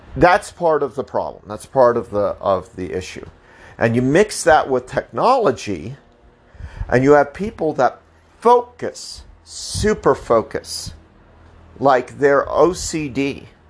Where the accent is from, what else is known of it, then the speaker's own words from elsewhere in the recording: Colorado, United States; I'm from Colorado